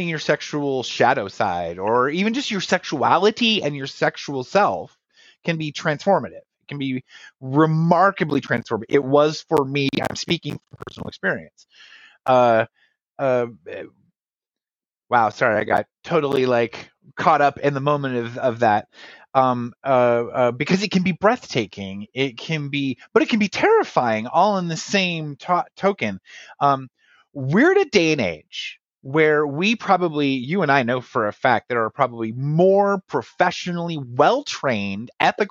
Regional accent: Texas, United States; so am

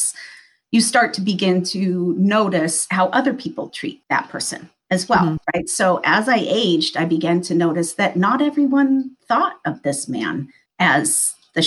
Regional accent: Midwest, United States; I grew up in a very small town in the Midwest

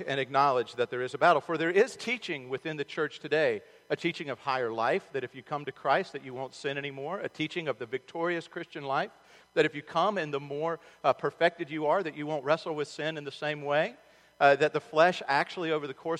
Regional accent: Charlotte, North Carolina, United States; the Charlotte Observer, my hometown

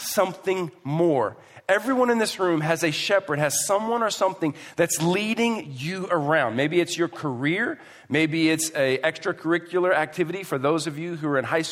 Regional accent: Houston, Texas, United States; moved away; I come from Houston.

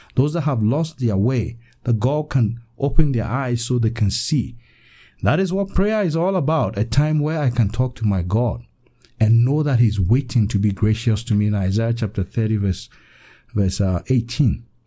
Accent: Western Region, Ghana; I'm from Ghana, West Africa, in the western region of Ghana.

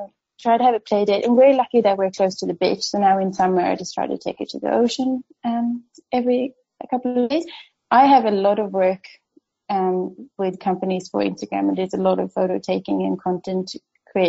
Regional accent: Sweden; moved away as an adult; also born or lived in Stockholm, Sweden / Perth, Australia; now in Western Australia, Australia; when I was growing up in Sweden

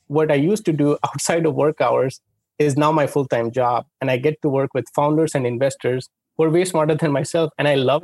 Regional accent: India; moved away; I grew up in India

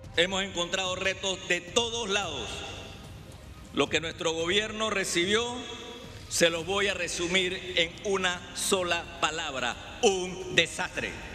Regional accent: Panama; como panameños

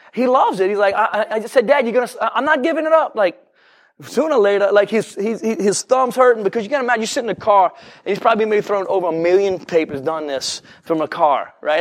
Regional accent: New Orleans, Louisiana, United States; I'm from New Orleans

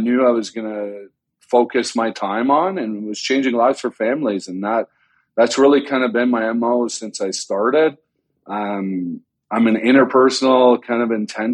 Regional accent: Canada; moved away as an adult; now in United States; I grew up in Canada

